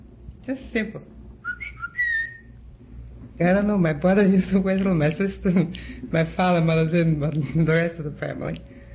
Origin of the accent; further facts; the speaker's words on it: Vienna, Austria; moved away; I come from Vienna, and we used to have a large park in front of the house